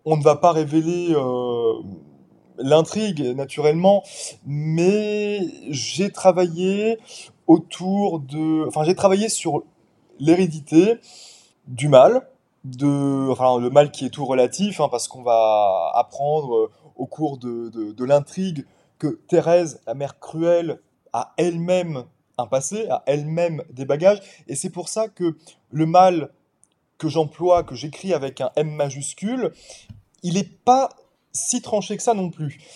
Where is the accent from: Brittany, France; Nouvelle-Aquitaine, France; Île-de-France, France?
Île-de-France, France; Paris suburbs; moved away as an adult; also born or lived in Cotentin, Normandy; now in Normandy, France; je suis un Parisien repenti. j'ai grandi pendant 21 ans, enfin j'ai évolué pendant 21 ans en banlieue parisienne